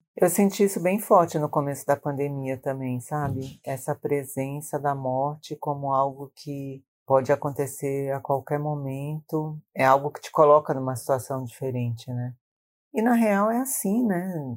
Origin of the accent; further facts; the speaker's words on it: Maranhão, Brazil; now in São Paulo, Brazil; no Maranhão, onde eu nasci